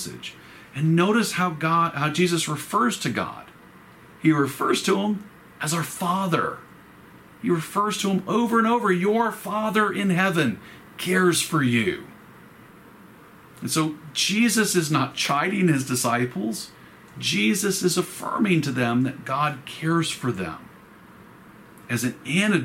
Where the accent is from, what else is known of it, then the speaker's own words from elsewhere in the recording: Roswell, United States; when I grew up in Roswell, there was honeysuckle growing in the backyard